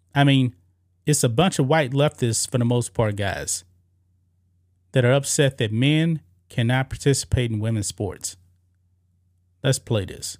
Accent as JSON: {"language": "English", "region": "Texas", "country": "United States", "tie": "born or raised there", "said": "I was born and raised here in Texas"}